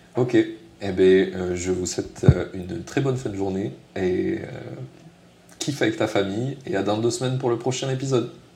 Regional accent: southern France, France; accent: southern; en français, j'ai un gros accent du sud.

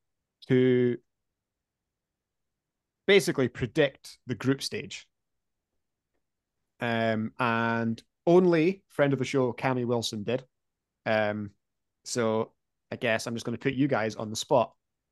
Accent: Dunfermline, Scotland, United Kingdom; I come from Dunfermline

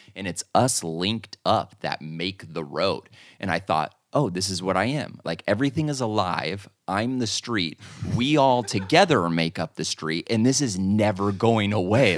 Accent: Arizona, United States; also born or lived in Anaheim, California; I grew up in Anaheim, but then moved to Arizona when I was about ten years old.

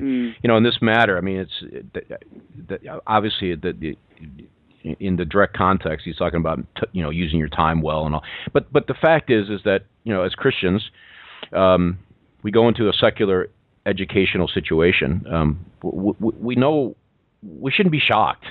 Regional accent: New York, United States; I, am a New Yorker.

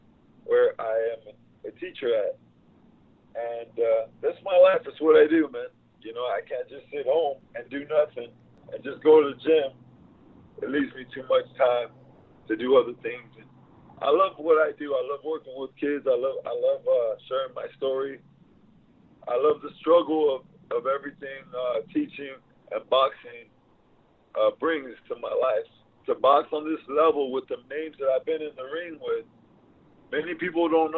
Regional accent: South Texas, United States; I'm from South Texas

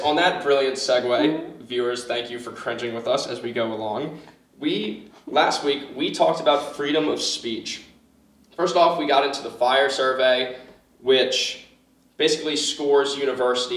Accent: New Orleans, Louisiana, United States; moved away as an adult; now in Charlottesville, United States; I'm from New Orleans. For those unaware, may as well be the crime capital of the world.

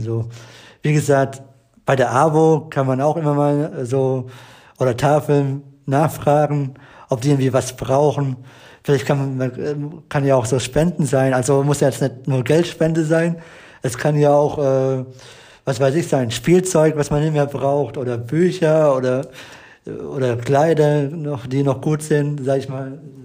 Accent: Eberbach, Baden-Württemberg, Germany; bei uns in Eberbach

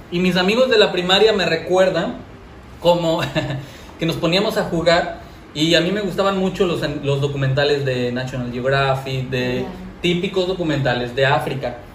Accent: Acapulco, Guerrero, Mexico; sí soy de Acapulco, pero no crecí amando Acapulco. No sabía la información de Acapulco. y la verdad me sentía decepcionado del lugar donde yo nací

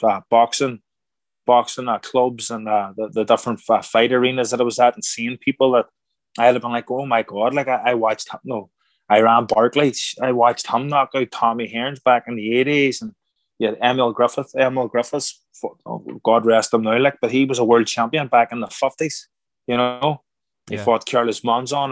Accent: Ireland; moved away as an adult; now in United States; I'm Irish

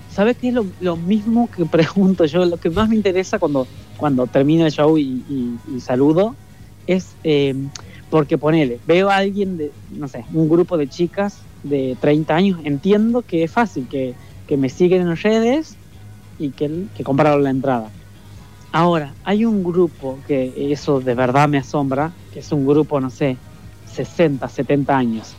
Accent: Leales, Tucumán, Argentina; moved away as an adult; now in Buenos Aires, Argentina; en el pueblito, en Leales, donde yo nací

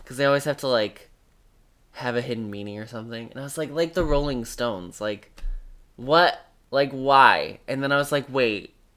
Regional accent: Northern Indiana, United States; I'm from Northern Indiana, and he went to a high school that was the town next to mine

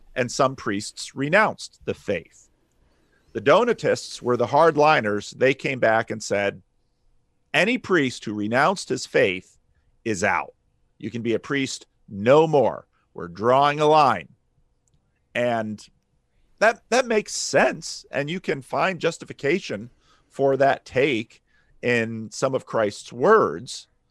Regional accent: New Jersey, United States; growing up in North Jersey

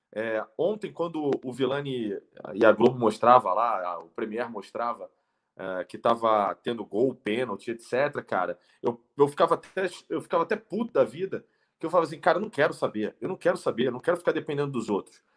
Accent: Rio de Janeiro, Brazil; moved away as an adult; now in São Paulo, Brazil; eu sou carioca, moro há milênios aqui em São Paulo

